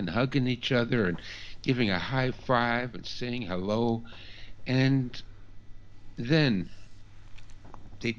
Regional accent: Canada; being a Canadian

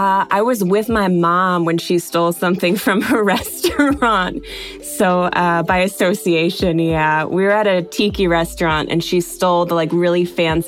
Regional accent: Philadelphia, Pennsylvania, United States; moved away as an adult; now in Los Angeles, United States; I am a 33-year-old Los Angeles transplant. I'm originally from the Philly area. I've been in LA for 8 years.

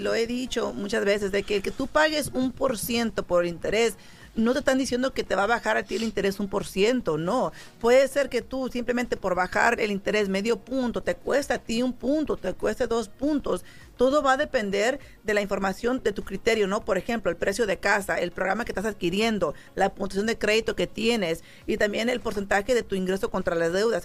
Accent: San Jose, California, United States; moved away as an adult; now in Las Vegas, United States; yo soy de la, de la Bay Area, San José, California, y yo me vine para acá, para Las Vegas, yo solita

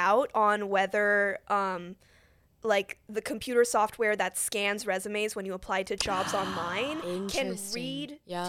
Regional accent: Seattle, Washington, United States; moved away as an adult; also born or lived in Hong Kong; now in Chicago, United States; So I am originally from the West Coast, Washington State, Seattle.

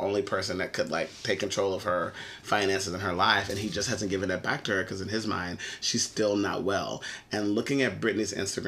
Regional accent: Texas, United States; We're all from Texas.

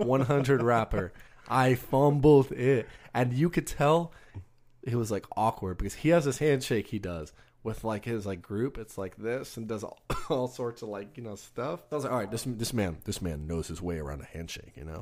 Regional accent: Texas, United States; we're from Texas

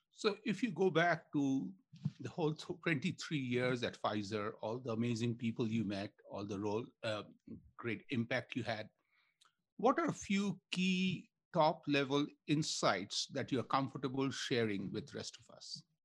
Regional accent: India; moved away; I grew up in India

